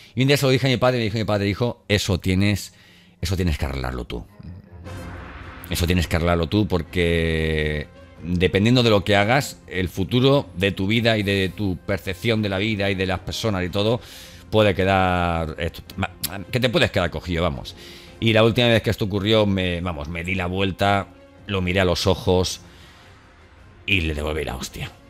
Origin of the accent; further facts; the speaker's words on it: Valencian Community, Spain; moved away; la comunidad valenciana, ¿eh? que es de donde soy yo